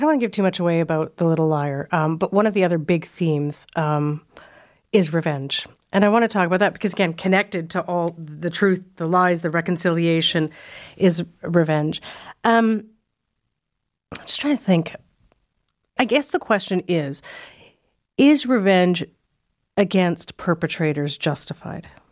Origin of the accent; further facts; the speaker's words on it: Saskatchewan, Canada; now in Toronto, Canada; I'm from Saskatchewan and I live in Toronto